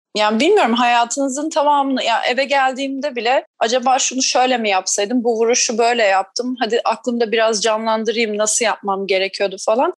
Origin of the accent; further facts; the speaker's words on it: Tekirova, Antalya, Turkey; Biz o dönemde Antalya'da oturuyorduk. Tekirova e, beldesinde oturuyorduk